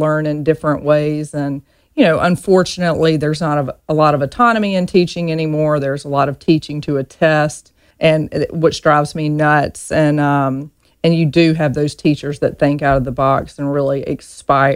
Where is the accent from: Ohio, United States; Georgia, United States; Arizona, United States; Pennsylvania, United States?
Georgia, United States; Reynolds; moved away as an adult; I grew up in a small town in Georgia, a one red light town called Reynolds, Georgia.